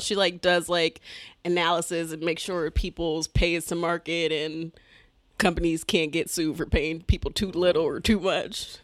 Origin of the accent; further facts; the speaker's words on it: Detroit, Michigan, United States; I'm from Detroit, but I say I'm from Southfield